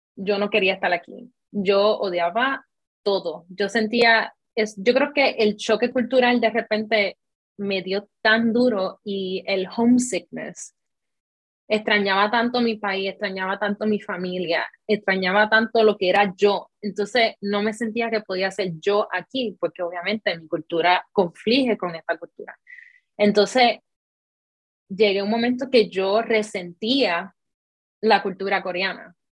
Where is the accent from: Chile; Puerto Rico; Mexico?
Puerto Rico; moved away as an adult; now in South Korea; yo soy de Puerto Rico